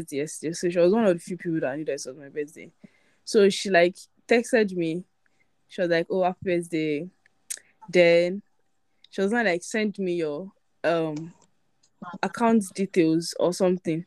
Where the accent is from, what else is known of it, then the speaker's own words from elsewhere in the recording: Ikorodu, Lagos, Nigeria; I'm from Ikorodu.